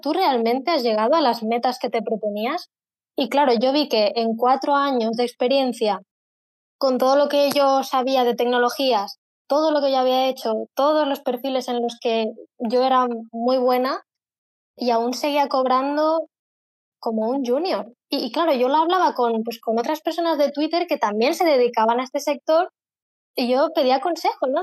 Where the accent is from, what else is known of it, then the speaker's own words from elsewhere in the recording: Spain; soy de España